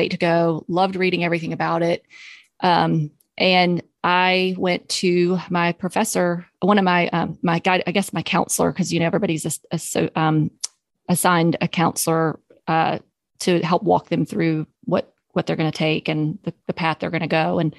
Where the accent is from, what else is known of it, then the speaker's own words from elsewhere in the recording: Southern United States, United States; I'm from the South. But I don't drink sweet tea at all. I used to when I grew up drinking sweet tea